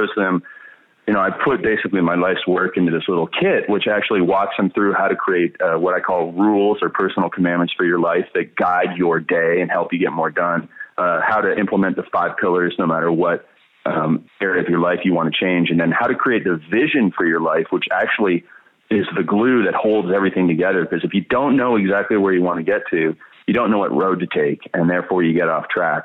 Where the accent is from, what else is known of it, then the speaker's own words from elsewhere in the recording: Stratford, Ontario, Canada; I was born in Stratford, Ontario, Canada